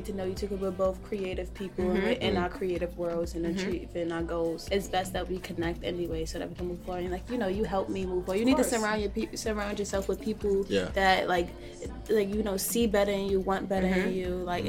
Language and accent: English; Alabama, United States; It's just, I'm excited that I'm breaking walls, especially from Alabama.